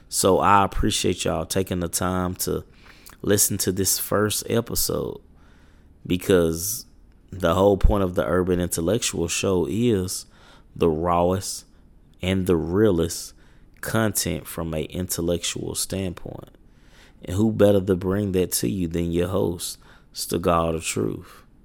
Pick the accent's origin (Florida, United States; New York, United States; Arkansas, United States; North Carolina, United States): Arkansas, United States; Little Rock; I'm from Little Rock, Arkansas.